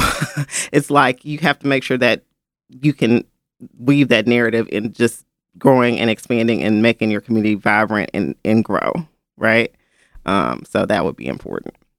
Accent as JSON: {"language": "English", "town": "Memphis", "region": "Tennessee", "country": "United States", "tie": "born or raised there", "said": "I grew up in Memphis"}